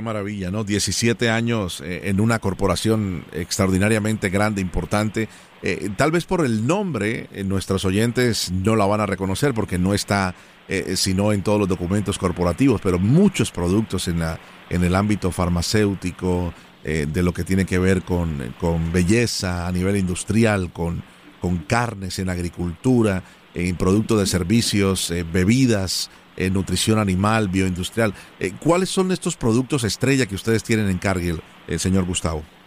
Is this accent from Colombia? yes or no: yes; Colombia; now in United States; yo soy colombiano